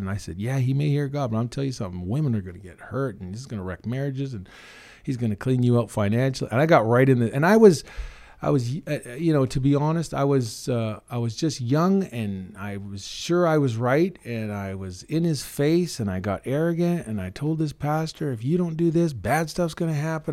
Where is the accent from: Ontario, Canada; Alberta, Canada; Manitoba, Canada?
Alberta, Canada; Red Deer; also born or lived in Kugluktuk, Northwest Territories / Killam, Alberta; now in Drayton Valley, Canada; I grew up in Red Deer